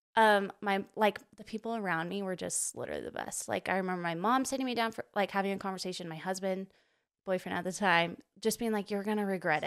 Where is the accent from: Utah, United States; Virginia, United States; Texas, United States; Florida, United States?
Utah, United States; Provo; grew up, like, born and raised Provo, Utah